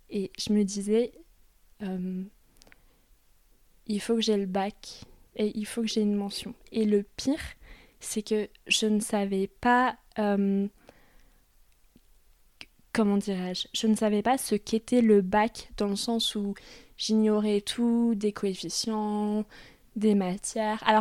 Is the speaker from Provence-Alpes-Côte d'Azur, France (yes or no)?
no; Paris suburbs, Hauts-de-Seine, Île-de-France, France; en banlieue parisienne, dans les Hauts-de-Seine dans une ville plutôt, plutôt huppée.